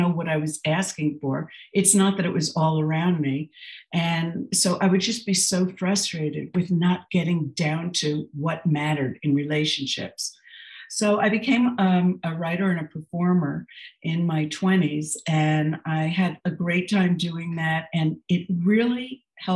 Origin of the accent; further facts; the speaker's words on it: New Jersey, United States; I grew up in New Jersey in an abusive household.